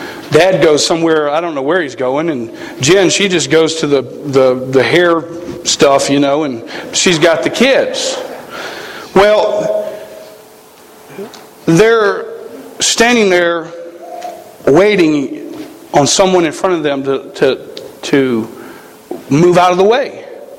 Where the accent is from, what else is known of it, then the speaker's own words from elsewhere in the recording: the South, United States; Now, we come from the South. Okay, we shoot things. We don't, you know, we don't like have this conservation thing that they got in Montana. We kill animals, okay? We grew up in an area where fighting was pretty prevalent.